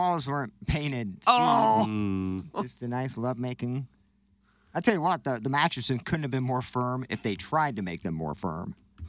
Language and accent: English; Missouri, United States; I'm from Missouri. It's weed-legal there